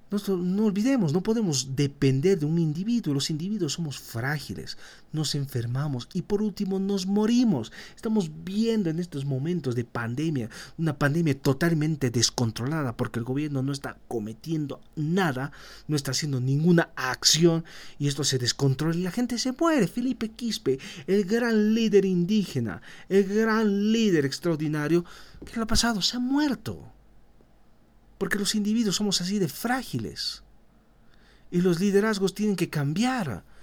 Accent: Bolivia; esa es la narrativa que justamente nosotros como bolivianos vamos a cuestionar.

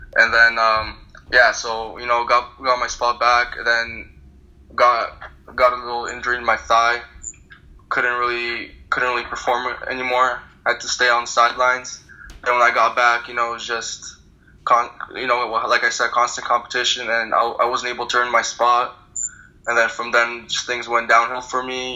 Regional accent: Thornhill, Ontario, Canada; born or raised there; also born or lived in Turkmenistan; now in New York City, United States

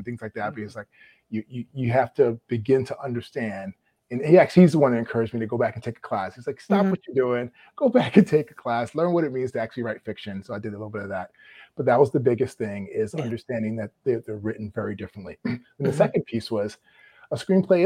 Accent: New York, United States; also born or lived in Maryland; I'm from the East Coast. I'm a New Yorker

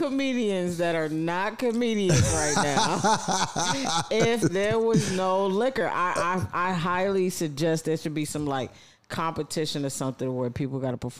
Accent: New York City, New York, United States; moved away; also born or lived in Los Angeles; shout out to New York. It's my hometown.

